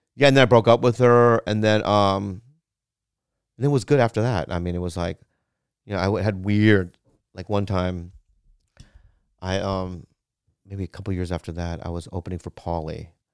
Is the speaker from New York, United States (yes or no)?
no; Poway, California, United States; I grew up in Poway